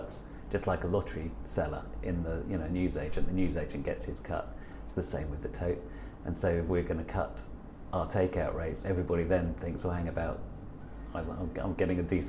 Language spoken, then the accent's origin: English; Newmarket, East of England, United Kingdom; I grew up in Newmarket